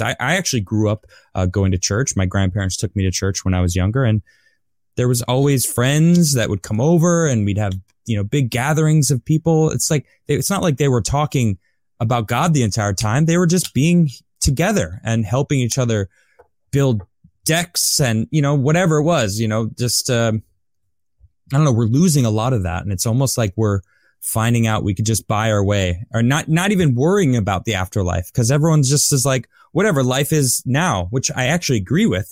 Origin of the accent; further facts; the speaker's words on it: United States; I'm American, I live here